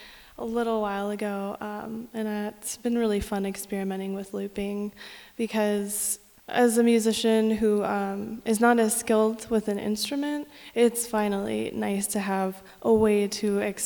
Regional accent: San Diego, California, United States; moved away as an adult; now in Denver, United States; No, I am from California. I grew up in San Diego.

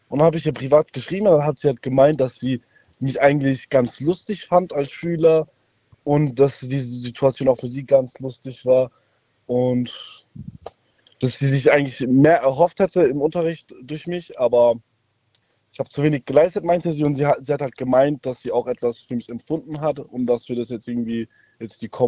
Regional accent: Munich, Bavaria, Germany; Äh, ich ähm, aus Bayern.

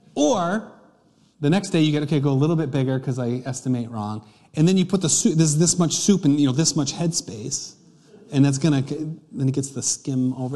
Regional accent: United States; a English-speaking American

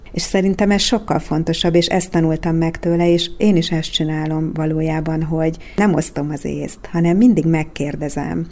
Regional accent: Kecskemét, Bács-Kiskun, Hungary; moved away as an adult; also born or lived in Székesfehérvár; now in Dunaújváros, Hungary; a Kecskeméti Kodály iskolába nőttem föl

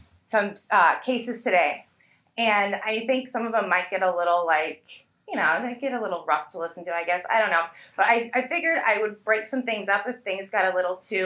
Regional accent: Fort Lauderdale, Florida, United States; also born or lived in Tipton, Indiana; now in Indiana, United States; I grew up in Fort Lauderdale

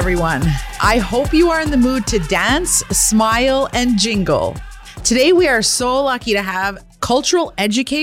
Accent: Kitigan Zibi, Quebec, Canada; I'm an entrepreneur from Kittagong Zibi Anishinaabe

